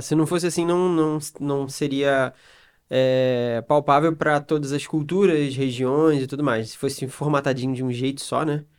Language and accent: Portuguese; Rio de Janeiro, Brazil; moved away; sou carioca